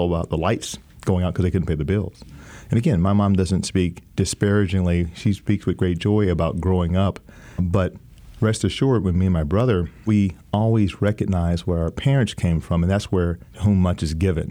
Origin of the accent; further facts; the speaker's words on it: Texas, United States; Growing up in Texas with a big brother a year older than me